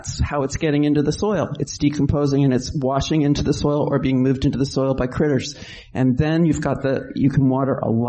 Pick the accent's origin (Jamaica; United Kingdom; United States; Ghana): United States; New York; now in California, United States; I'm from New York, and when I moved west, I couldn't believe that all the streets are straight